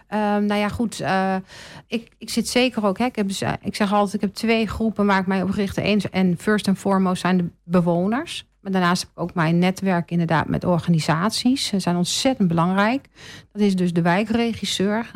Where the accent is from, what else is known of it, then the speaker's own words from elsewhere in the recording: Bennekom, Gelderland, Netherlands; now in Almelo, Netherlands; ik kom van de Veluwe. Ja. ja. Van een heel klein plaatsje en dat heet Bennekom